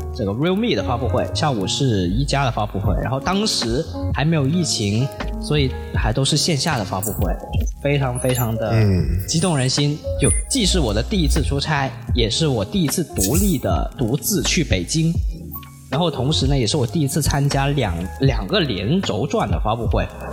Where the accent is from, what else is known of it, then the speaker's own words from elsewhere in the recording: Guangzhou, Guangdong, China; 我在北京啊，是吧？我来自广州